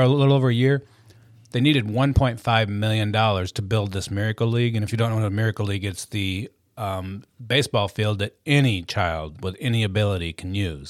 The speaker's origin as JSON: {"language": "English", "town": "Carson City", "region": "Michigan", "country": "United States", "tie": "born or raised there", "moved": "yes", "said": "I was born and raised in, uh, the big city of Carson City, Michigan"}